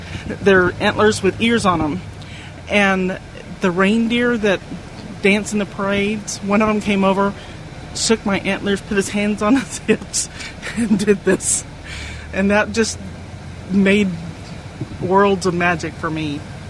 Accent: Texas, United States; I'm caught on the boards, and I'm from Texas.

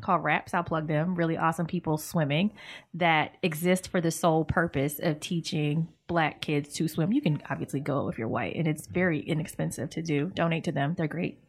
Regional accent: Virginia, United States; we're from Virginia

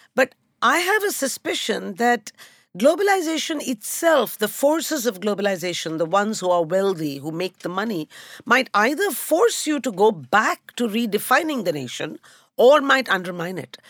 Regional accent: Kolkata, West Bengal, India; moved away; also born or lived in Mumbai; I come from a Tamil speaking family that grew up in Calcutta. So we spoke Bangla at home

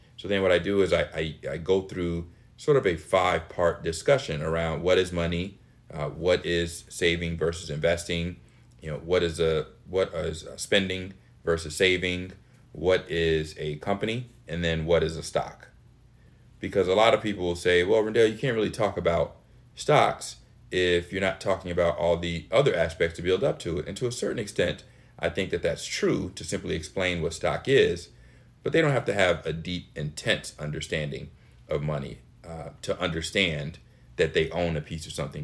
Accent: Chicago, Illinois, United States; I am in Chicago, Illinois, my lovely hometown

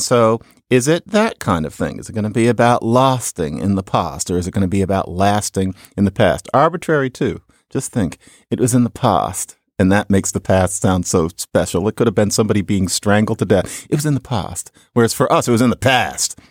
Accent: United States; we Americans

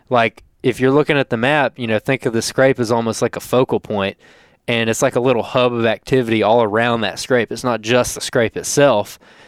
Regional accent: Alabama, United States; Georgia, because I'm from Alabama.

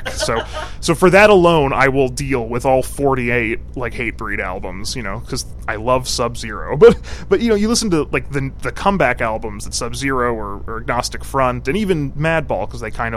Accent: New Jersey, United States; I grew up in New Jersey

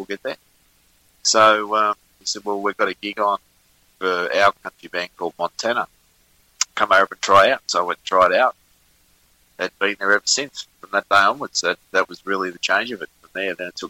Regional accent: Richmond, New South Wales, Australia; I was in my hometown of Richmond in New South Wales. I'm originally from New South Wales, up in Sydney, Hawkesbury, actually, in the Blue Mountains.

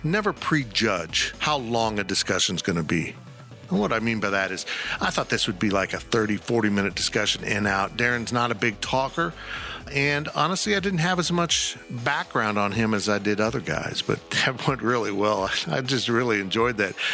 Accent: West Palm Beach, Florida, United States; born there; I was born in West Palm. I didn't grow up there, but um, I've got a real affection for the state of Florida

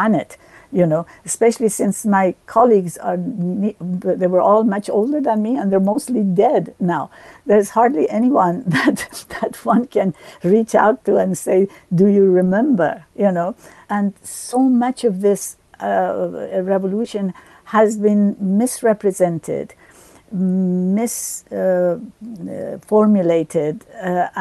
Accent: United States; also born or lived in Iran; I grew up in the United States, going to school here and to university

